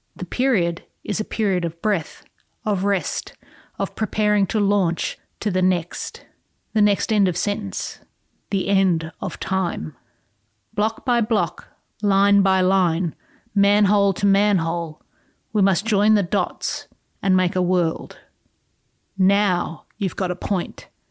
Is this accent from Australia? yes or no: yes; Australia; I, as an Australian